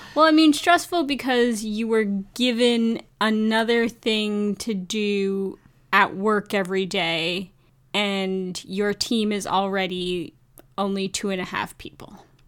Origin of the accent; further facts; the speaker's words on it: Canada; as a Canadian